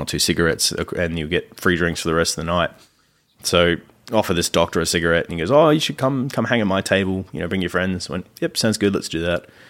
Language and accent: English; Australia; accent: Australian; my filthy Australian accent comes through much, much, uh, deeper